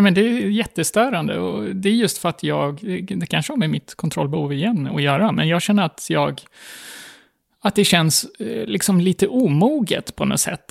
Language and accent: Swedish; Gotland, Sweden; moved away as an adult; also born or lived in Stockholm; här på Gotland, under min tid och under min uppväxt, så pratade man ingen slang